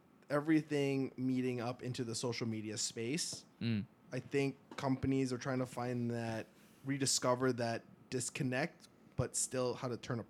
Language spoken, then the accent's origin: English; Canada; We're from Canada again, by the way.